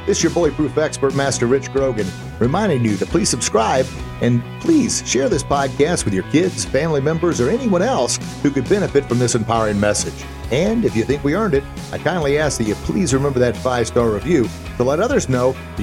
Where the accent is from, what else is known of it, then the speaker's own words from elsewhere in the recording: Edwardsville, Illinois, United States; my hometown of Edwardsville, Illinois